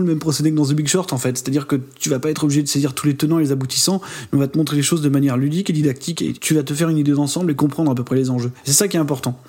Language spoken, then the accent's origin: French; France; en tant qu'Européens, en tant que Français